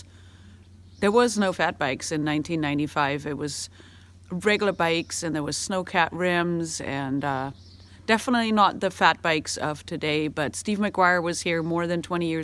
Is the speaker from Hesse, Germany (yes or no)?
no; Bavaria, Germany; moved away as an adult; now in Alaska, United States; I was born and raised in Bavaria, Germany, and I moved to Alaska in 2002